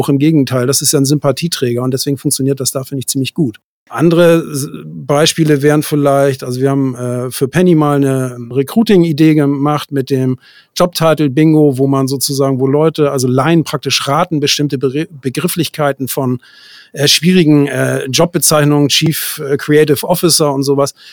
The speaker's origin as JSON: {"language": "German", "region": "Hamburg", "country": "Germany", "said": "Aber mich zieht es dann auch immer wieder in die Großstadt zurück und ich bin ja Hamburger, von daher ist das ja, meine, ja. meine Region so."}